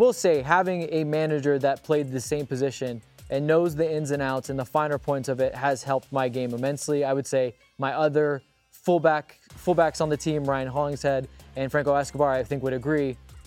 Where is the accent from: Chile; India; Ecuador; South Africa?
Ecuador; English is a second language; I'm from Ecuador, but I've learned this saying, revenge is a dish best served cold.